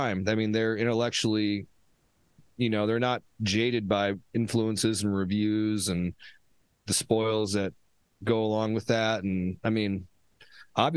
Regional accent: Omaha, Nebraska, United States; here in my hometown, currently Omaha

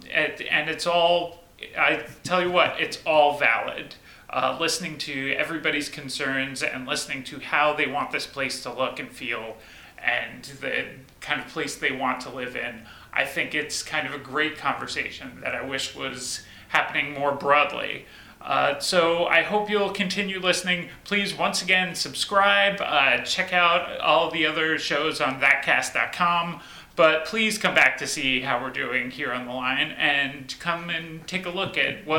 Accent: New Jersey, United States; also born or lived in Boston; now in Hillsboro, United States; I come from New Jersey. My last stop before here was Boston

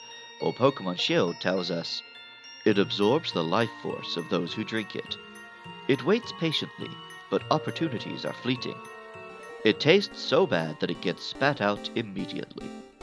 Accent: England, United Kingdom; now in Japan; I love Synesty. I was born and raised in England, and I now live in Japan.

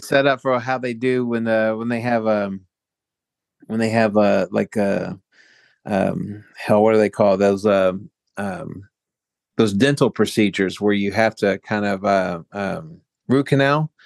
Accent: Baltimore, Maryland, United States; moved away as an adult; now in Lucca, Italy; Baltimore, uh, my hometown

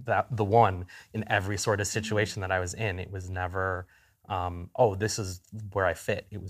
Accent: Dominican Republic; moved away; I was born in the Dominican Republic.

